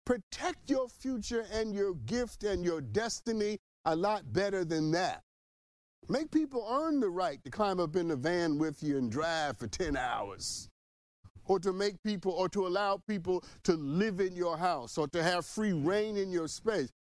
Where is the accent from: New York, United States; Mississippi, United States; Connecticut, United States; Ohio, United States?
New York, United States; I'm from New York